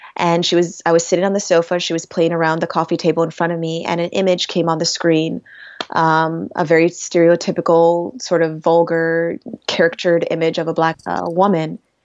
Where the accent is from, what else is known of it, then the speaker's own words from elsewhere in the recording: Rochester, New York, United States; my hometown of Rochester, New York